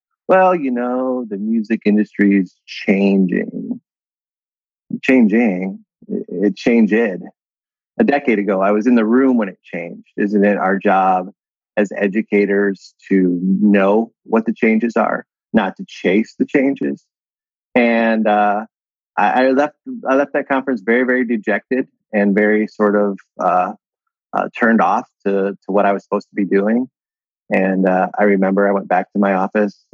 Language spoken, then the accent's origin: English; Ohio, United States; I'm from Ohio originally